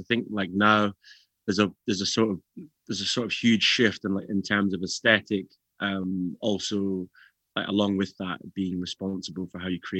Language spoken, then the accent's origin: English; Glasgow, Scotland, United Kingdom; growing up in Glasgow is like, yeah, you have to have a slight thick skin.